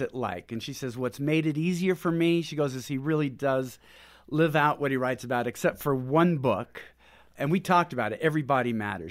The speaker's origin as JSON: {"language": "English", "region": "Pacific Northwest", "country": "United States", "also_born_or_lived": "Houston", "moved": "as an adult", "said": "We're from Pacific Northwest"}